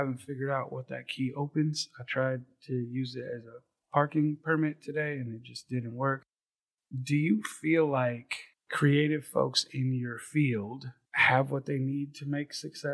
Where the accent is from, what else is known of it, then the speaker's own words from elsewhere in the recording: Manteca, California, United States; moved away as an adult; also born or lived in San Francisco; now in Sacramento, United States; I grew up in Manteca, Stockton area.